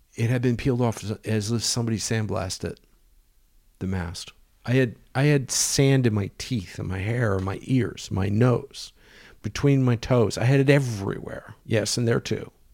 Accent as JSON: {"language": "English", "country": "United States", "said": "I'm an American"}